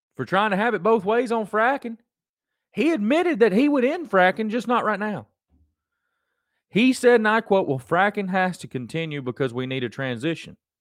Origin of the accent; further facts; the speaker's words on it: United States; I'm an American.